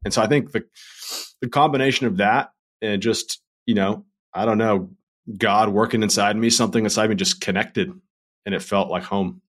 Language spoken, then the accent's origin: English; Redondo Beach, California, United States; moved away as an adult; also born or lived in North Carolina; I grew up in Redondo Beach, California